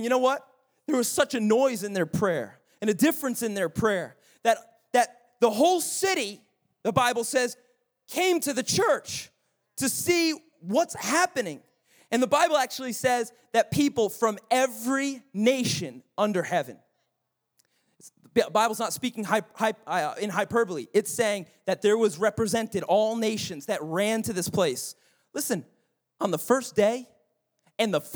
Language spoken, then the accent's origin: English; United States; being an American